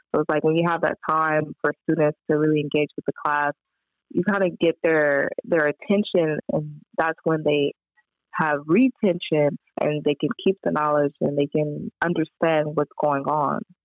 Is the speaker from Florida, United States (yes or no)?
no; Compton, California, United States; I grew up in Compton, just a little kid growing up in like a really rough city